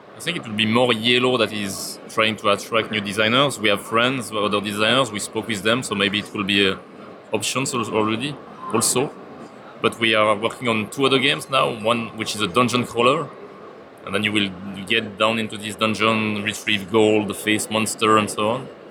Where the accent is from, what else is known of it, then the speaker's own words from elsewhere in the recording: Switzerland; I'm coming from Switzerland